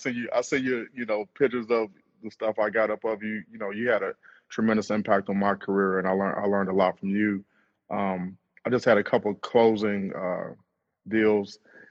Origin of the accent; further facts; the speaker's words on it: Cleveland, Ohio, United States; I'm from Cleveland.